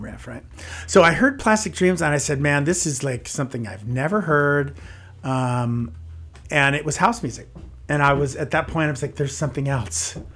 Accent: San Jose, California, United States; also born or lived in Los Gatos / Santa Cruz Mountains; grew up in San Jose, and so that was kind of my stomping grounds

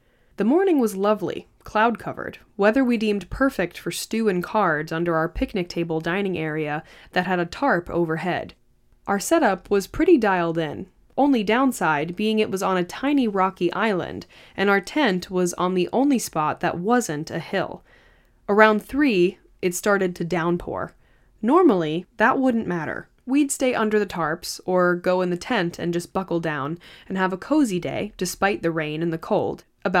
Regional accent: Canada; I'm Canadian. I live in northern Ontario near a border town to Michigan.

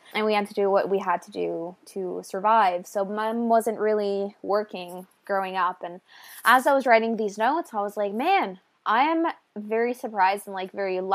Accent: small French Acadian town in Nova Scotia, Canada; moved away as an adult; now in New Brunswick, Canada; I'm from a small French Acadian town in small Nova Scotia

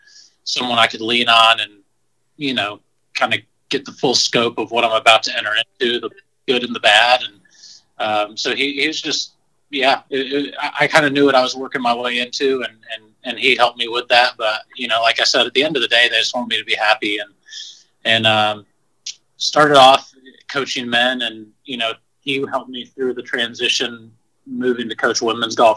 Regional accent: Greenville, South Carolina, United States; moved away; I grew up around Furman University, and had a great facility, and I played in high school

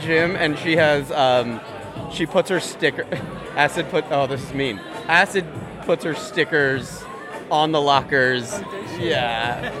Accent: New York City, New York, United States; I'm from New York City.

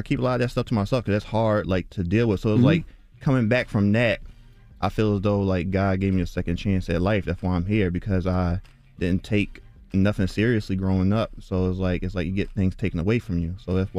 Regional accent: Philadelphia, Pennsylvania, United States; Yeah, I'm from North Philly, born and raised. I just drew all my life.

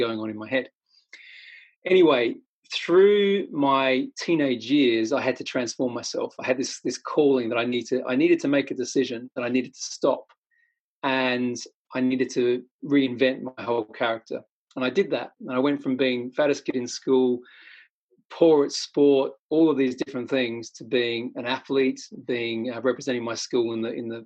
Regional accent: Australia; I'm Australian

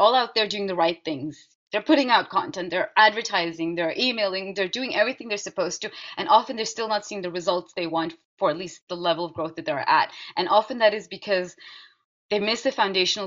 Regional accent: Netherlands; I was growing up in the Netherlands, but you know, brought up my strong Indian heritage and culture.

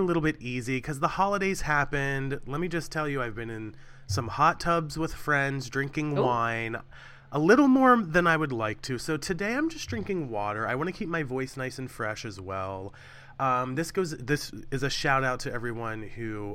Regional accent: Cumberland, Maryland, United States; moved away; My hometown of Cumberland, Maryland

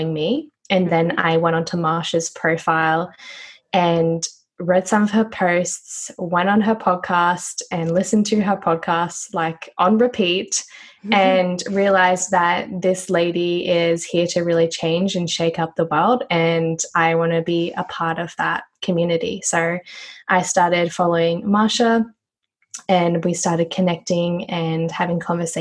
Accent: Noosa, Queensland, Australia; I am from Queensland, Australia. It's a place called Noosa.

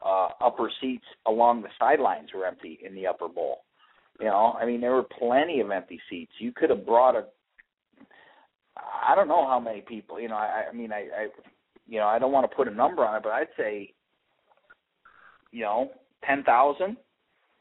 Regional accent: Toledo, Ohio, United States; Half my friends growing up in Toledo root for Michigan

